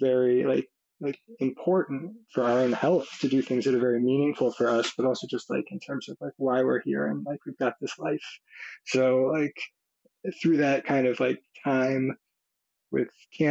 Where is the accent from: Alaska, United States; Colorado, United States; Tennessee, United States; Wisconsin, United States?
Tennessee, United States; Nashville; I grew up in Nashville, Tennessee